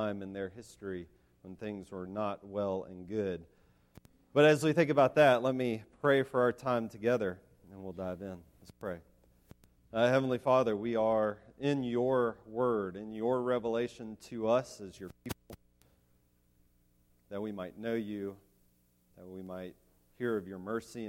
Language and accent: English; Asheville, North Carolina, United States; I grew up in Asheville, North Carolina.